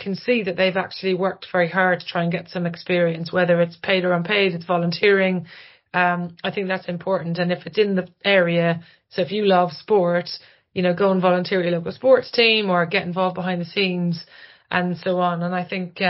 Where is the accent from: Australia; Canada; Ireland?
Ireland; moved away; I'm Irish